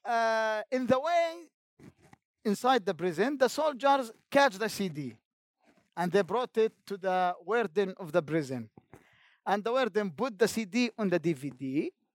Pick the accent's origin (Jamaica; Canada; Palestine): Palestine; Jenin, West Bank; English is a second language; I am from Jenin camp